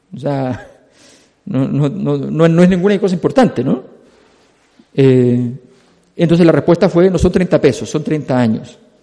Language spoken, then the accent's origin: Spanish; Chile; Quienes somos chilenos